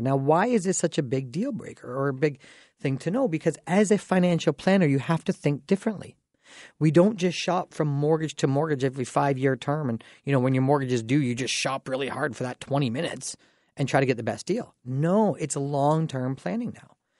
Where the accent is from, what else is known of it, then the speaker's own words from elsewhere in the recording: Dorchester, Ontario, Canada; I'm from Dorchester